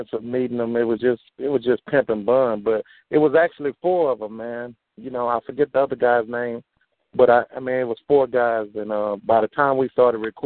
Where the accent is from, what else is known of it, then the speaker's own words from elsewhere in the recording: Houston, Texas, United States; I'm from the Southwest